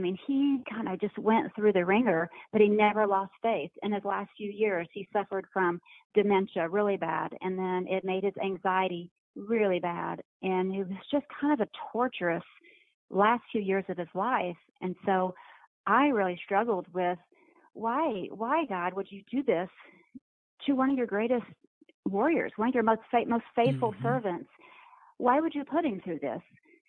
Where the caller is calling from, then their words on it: Dallas, Texas, United States; I'm actually in the Dallas, Texas area.